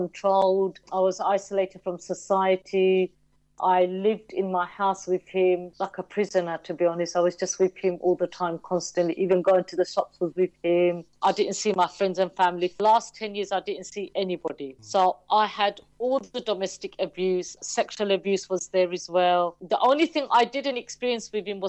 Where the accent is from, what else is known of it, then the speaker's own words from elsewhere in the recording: London, United Kingdom; also born or lived in Bow, London / Stratford, London; I was born in Bow in East London, a beautiful part of East London. And then we moved to Stratford, and we're still here in Stratford. So I've always been an East London girl